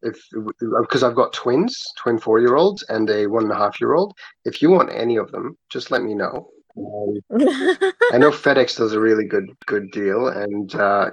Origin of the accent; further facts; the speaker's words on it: Kuwait; also born or lived in Abu Dhabi, United Arab Emirates; Short answer really is I was born and raised in Kuwait with my brothers, and then we moved to Abu Dhabi for a couple of years